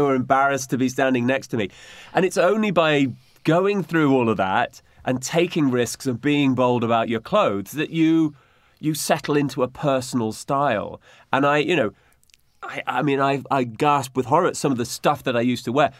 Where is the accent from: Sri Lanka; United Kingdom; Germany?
United Kingdom; as British, you know, the Brits have been great travellers